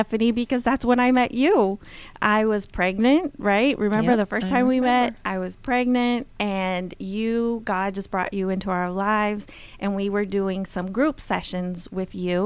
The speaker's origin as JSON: {"language": "English", "country": "Brazil", "tie": "born or raised there", "said": "I had the wonderful privilege of growing up in Brazil"}